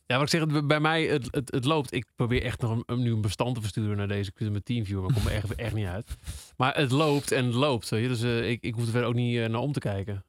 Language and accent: Dutch; Twente, Overijssel, Netherlands; we komen allebei uit Twente